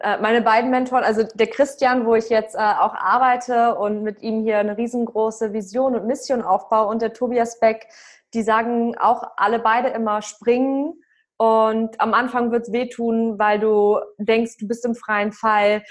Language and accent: German; Lübeck, Schleswig-Holstein, Germany; moved away as an adult; also born or lived in Frankfurt; ich komme aus Travemünde